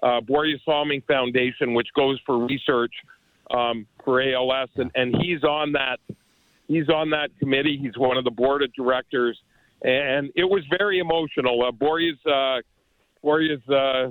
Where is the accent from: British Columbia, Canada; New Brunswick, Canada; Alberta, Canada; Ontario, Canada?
Ontario, Canada; Toronto; growing up in Toronto